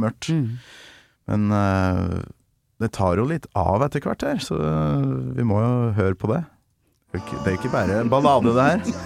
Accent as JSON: {"language": "Norwegian", "region": "Trøndelag", "country": "Norway", "said": "fra øverst oppe i Nord-Trøndelag, der jeg kommer"}